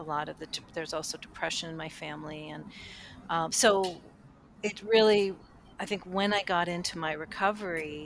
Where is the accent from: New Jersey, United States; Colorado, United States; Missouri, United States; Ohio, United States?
Ohio, United States; Cleveland; I grew up in Cleveland, Ohio at the time